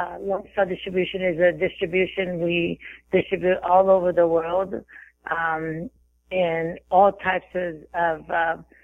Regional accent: Brazil; also born or lived in Texas, United States; now in Florida, United States; growing up in Brazil, I had a crazy childhood

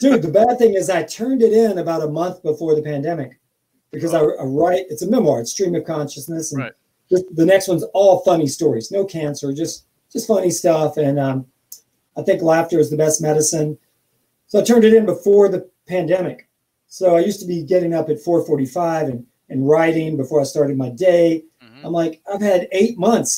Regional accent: Kentucky, United States; moved away; I'm from Kentucky

